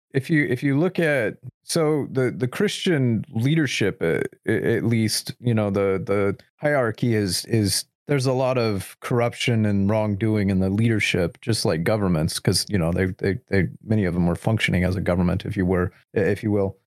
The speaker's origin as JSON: {"language": "English", "country": "United States", "said": "as an American"}